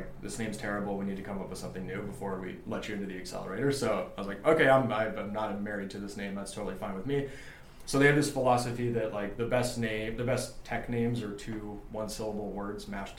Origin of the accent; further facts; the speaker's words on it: Los Angeles, California, United States; Yeah, I'm born and raised